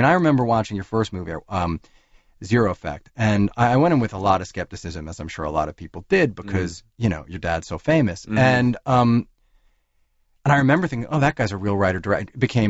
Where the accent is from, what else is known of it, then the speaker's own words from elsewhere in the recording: New York, United States; I grew up living in New York.